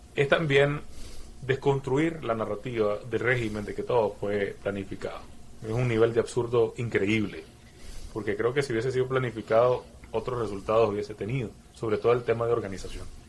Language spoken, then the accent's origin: Spanish; Nicaragua; siendo nicaragüense